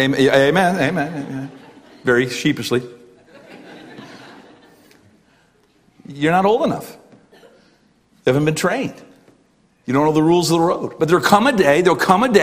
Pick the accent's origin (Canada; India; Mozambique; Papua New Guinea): Canada; as a Canadian